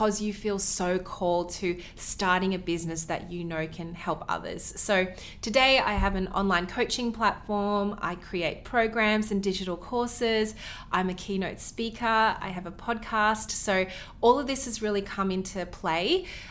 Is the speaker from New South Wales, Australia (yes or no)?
no; Melbourne, Victoria, Australia; We're from Melbourne, Australia